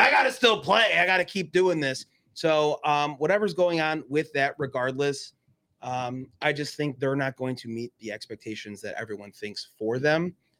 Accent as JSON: {"language": "English", "region": "Midwest", "country": "United States", "said": "I love Tom Brady. I'm from the Midwest."}